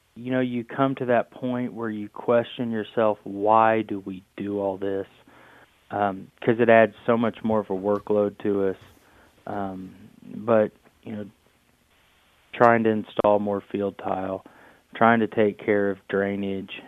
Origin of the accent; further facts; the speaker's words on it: Shelbyville, Indiana, United States; we're from Shelbyville, Indiana